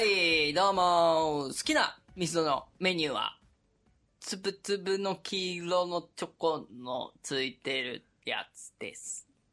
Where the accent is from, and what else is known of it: Gifu, Japan; born or raised there